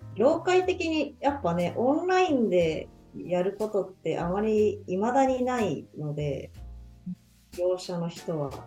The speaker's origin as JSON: {"language": "Japanese", "region": "Nagano", "country": "Japan", "tie": "born or raised there", "moved": "yes", "lives_now": "Nagoya, Japan", "said": "地元の長野"}